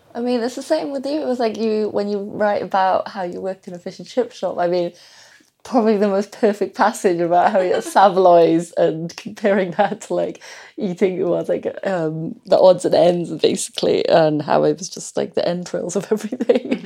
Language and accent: English; Wales, United Kingdom; I was born in Wales